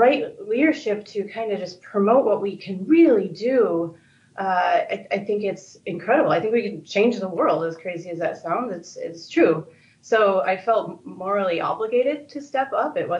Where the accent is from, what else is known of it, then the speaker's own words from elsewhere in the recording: upstate New York, United States; moved away as an adult; also born or lived in Florida / California; now in Los Angeles, United States; I'm not from California. I'm from upstate New York originally